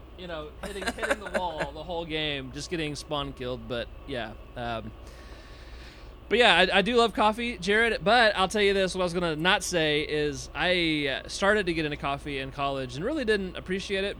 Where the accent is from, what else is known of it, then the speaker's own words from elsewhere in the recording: Nashville, Tennessee, United States; now in Texas, United States; I'm from Nashville originally, and I now live in Texas